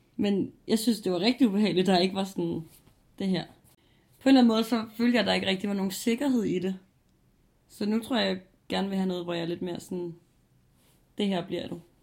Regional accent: Copenhagen, Capital Region of Denmark, Denmark; Jeg flytter også hjem igen til København

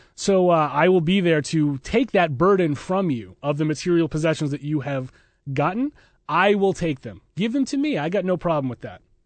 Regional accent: Massachusetts, United States; I was from Massachusetts

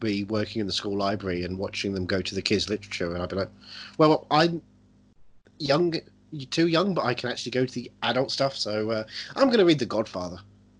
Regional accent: Ireland; I'm an Irishman.

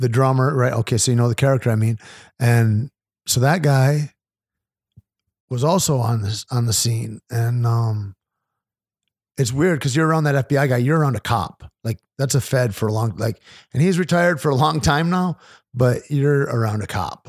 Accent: United States; as an American

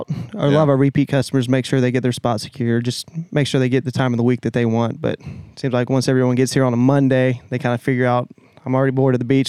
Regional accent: South Walton / 30A area, Florida, United States; I'm from here, born and raised.

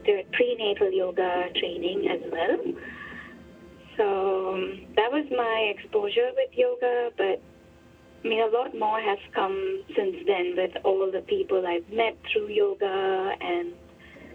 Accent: India; now in Hong Kong; I grew up in India.

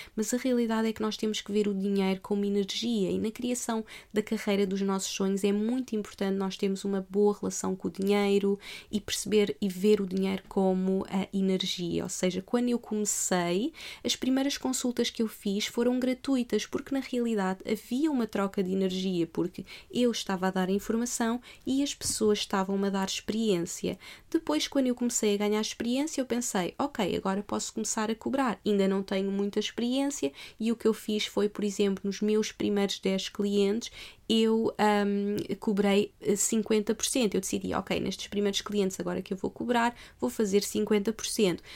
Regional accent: Portugal; moved away as an adult; also born or lived in Australia; Eu eu não nasci em Portugal à toa.

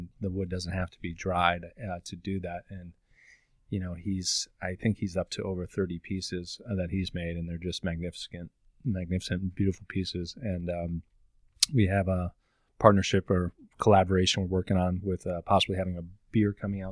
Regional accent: Naperville, Illinois, United States; I grew up in Naperville

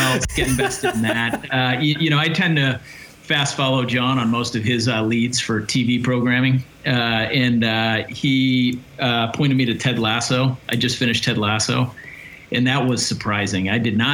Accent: Boston, Massachusetts, United States; now in Kansas City, United States; I grew up in Boston. But then I came here and kind of waited out the last 20 years

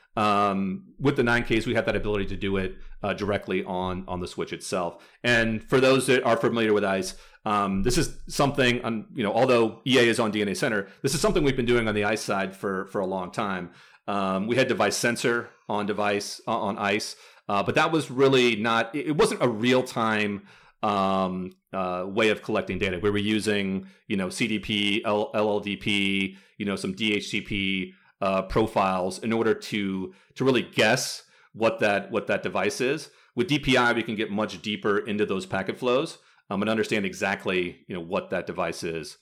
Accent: Midwest, United States; now in California, United States; I'm from the Midwest originally, uh, and I live in California now

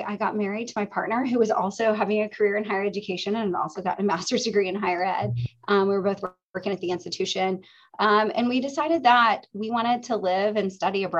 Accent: Oklahoma, United States; moved away as an adult; also born or lived in Los Angeles; I grew up in Oklahoma and I attended the University of Central Oklahoma as an undergraduate.

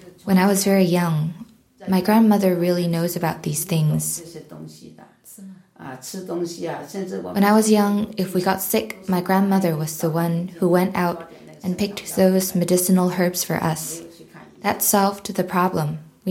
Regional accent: Lianzhou, Guangdong, China; now in Edinburgh, United Kingdom; I am from Lianzhou County in Guangdong, China. And now I'm living in a care home in Edinburgh.

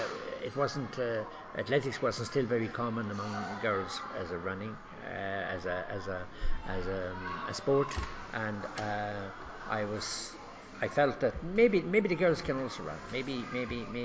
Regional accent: Cork, Munster, Ireland; moved away as an adult; now in Kenya; I grew up in Ireland. I'm from Cork

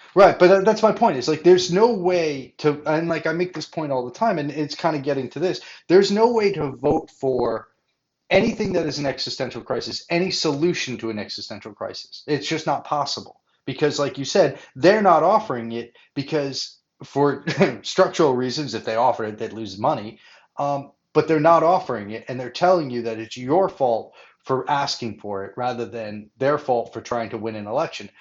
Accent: Rhode Island, United States; my home state of Rhode Island

